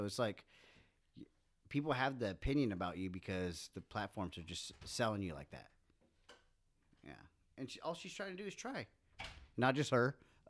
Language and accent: English; United States; I'm American.